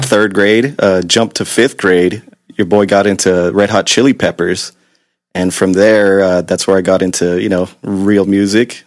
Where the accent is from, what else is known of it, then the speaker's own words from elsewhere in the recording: Long Beach, California, United States; also born or lived in Gardena, California / Torrance, California; I was originally born in the South Bay in Gardena, Torrance area, but I've been in Long Beach since I was about three or four, since the late 80s.